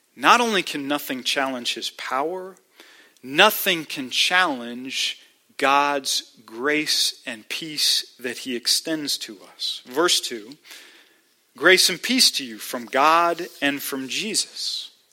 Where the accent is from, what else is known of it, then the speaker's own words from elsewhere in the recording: United States; as American believers